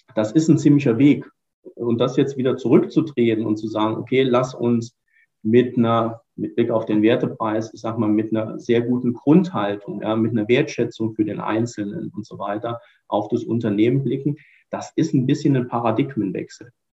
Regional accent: Ruhr area, North Rhine-Westphalia, Germany; als Ruhrpottler

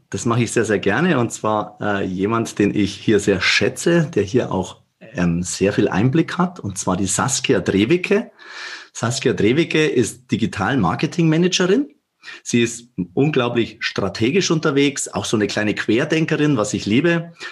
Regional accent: Bavaria, Germany; accent: Bavarian; ich bin in der Tat, man hört es an meinem Dialekt, ein Bayer, sogar ein Oberbayer und auch Regensburg ist meine Wahlheimat.

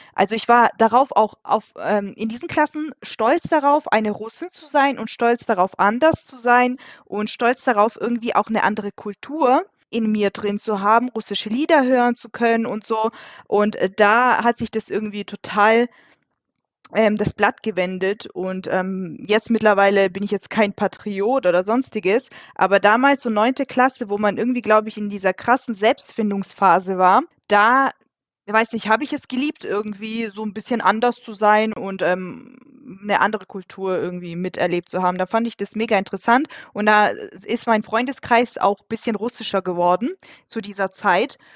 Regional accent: Germany; German is a second language; also born or lived in Kazakhstan; ich bin äh, Deutsche und ähm, aber eben halt mit russischen Wurzeln

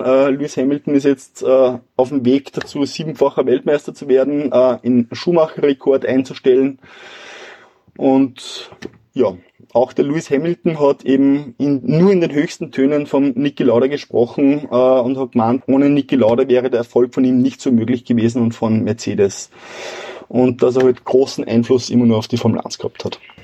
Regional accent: Wilhering, Upper Austria, Austria; meinem Heimatort Willering

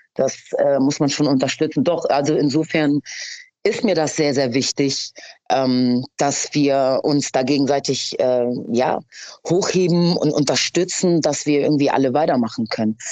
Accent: Hamburg, Germany; Ich bin in Hamm aufgewachsen, aber ich lebe jetzt in Schanzennähe

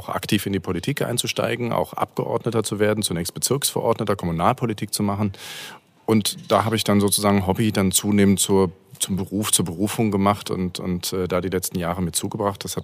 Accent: Paderborn, North Rhine-Westphalia, Germany; now in Berlin, Germany; Also ich komme ursprünglich aus Paderborn, nicht ganz äh, Ruhrgebiet. Ich bin zwar in Herdecke an der Ruhr geboren, das war aber eher ein Zufall der Geburtsklinik.

